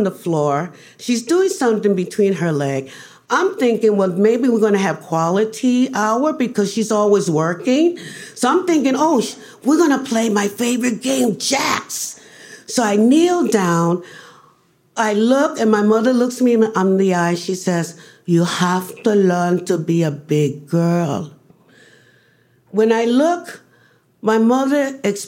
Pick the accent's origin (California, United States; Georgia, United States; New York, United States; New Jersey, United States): New York, United States; New York City; I grew up in the Barrios. That's east, that was Spanish Harlem